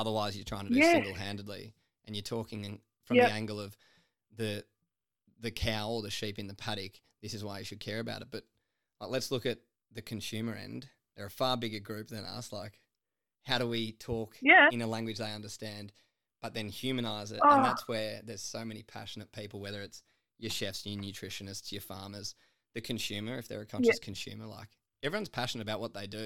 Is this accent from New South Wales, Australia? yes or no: yes; Sydney, New South Wales, Australia; moved away as an adult; I grew up in Sydney, and then, like, mum's family were in farming in Western Victoria